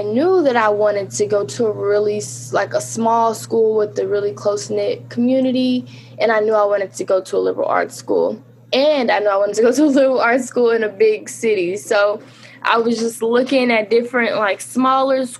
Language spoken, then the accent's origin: English; North Little Rock, Arkansas, United States; I am from Little Rock, Arkansas, lived in North Little Rock, Arkansas. I went to North Little Rock High School.